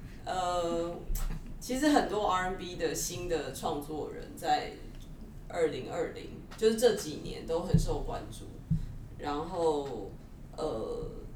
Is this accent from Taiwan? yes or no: yes; Taiwan; 我们台湾人就是对英国金榜就是有点无感